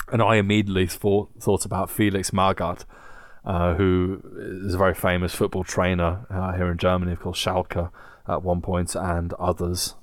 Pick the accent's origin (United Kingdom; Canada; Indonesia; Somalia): United Kingdom; England; Growing up in England